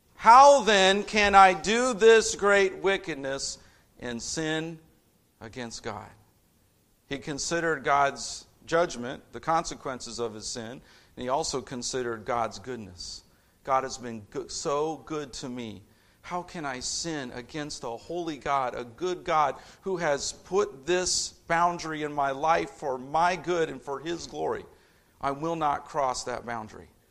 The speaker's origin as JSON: {"language": "English", "town": "Indianapolis", "region": "Indiana", "country": "United States", "tie": "born or raised there", "moved": "yes", "said": "I'm a city kid. I grew up in Indianapolis"}